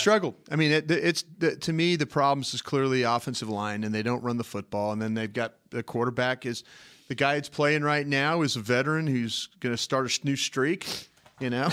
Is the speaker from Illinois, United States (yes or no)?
no; Dallas, Texas, United States; I'm from Dallas, Texas